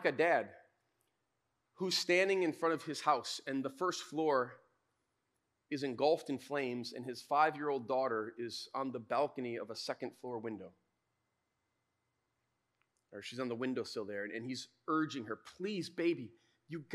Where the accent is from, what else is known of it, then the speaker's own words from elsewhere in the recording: West Michigan, United States; we grew up in West Michigan, we kind of grew up around the church